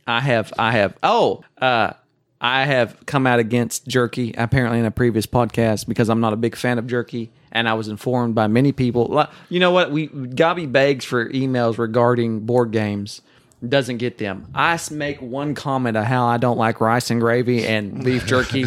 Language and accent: English; Oklahoma, United States; accent: Oklahoma; It's Oklahoma, 'cause I am from Oklahoma